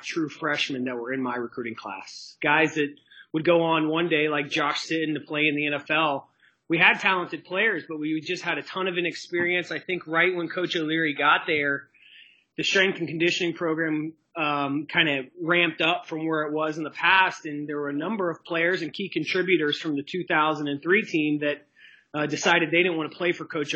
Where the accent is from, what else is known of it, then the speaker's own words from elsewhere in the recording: Orlando, Florida, United States; growing up in East Orlando and literally seeing UCF kind of built